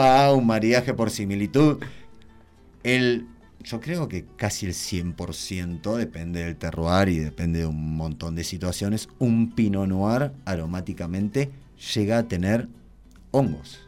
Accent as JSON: {"language": "Spanish", "town": "Tres Arroyos", "region": "Buenos Aires Province", "country": "Argentina", "tie": "born or raised there", "moved": "as an adult", "lives_now": "Mendoza, Argentina", "said": "yo soy nacido en Tres Arroyos, sur de la provincia de Buenos Aires"}